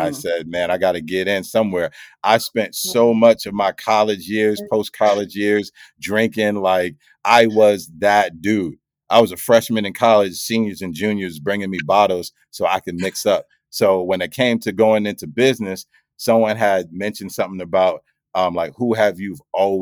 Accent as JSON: {"language": "English", "town": "Mount Vernon", "region": "New York", "country": "United States", "tie": "born or raised there", "said": "I'm from Mount Vernon, New York"}